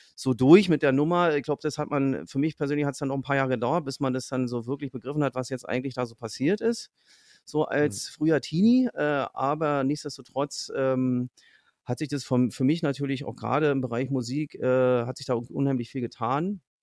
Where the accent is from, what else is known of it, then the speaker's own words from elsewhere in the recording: Fürstenwalde, Brandenburg, Germany; meine Heimatstadt Fürstenwalde liegt so im so im mehr oder weniger Speckgürtel von Berlin